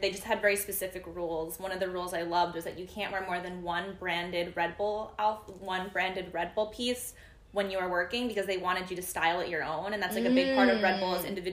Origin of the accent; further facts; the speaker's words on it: suburbs of New York, United States; also born or lived in Philadelphia, Pennsylvania; growing up in New York, we just have pizza.